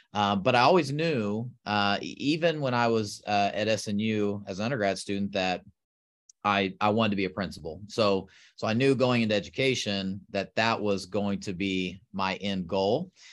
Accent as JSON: {"language": "English", "region": "South Texas", "country": "United States", "tie": "born or raised there", "moved": "as an adult", "lives_now": "Oklahoma, United States", "said": "I grew up in Texas, uh, actually South Texas"}